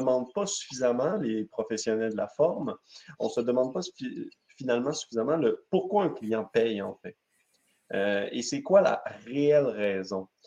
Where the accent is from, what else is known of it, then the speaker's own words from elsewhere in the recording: Quebec, Canada; Un, je suis du côté québécois. comme vous pouvez le voir, malgré que mon accent est très léger, donc, je, je, je, suis ici au Québec